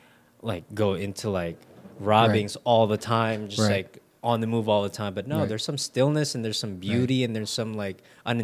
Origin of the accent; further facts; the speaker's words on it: Philippines; moved away; But it's like with me growing up in the Philippines, that is life.